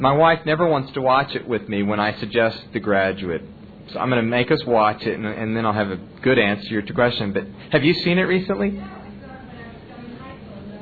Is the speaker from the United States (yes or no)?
yes; Oklahoma, United States; moved away; growing up in Oklahoma